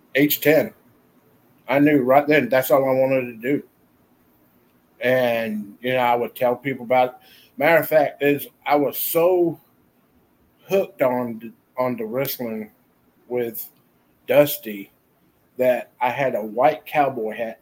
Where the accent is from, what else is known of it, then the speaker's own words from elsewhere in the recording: Jacksonville, Florida, United States; my hometown in Jacksonville, Florida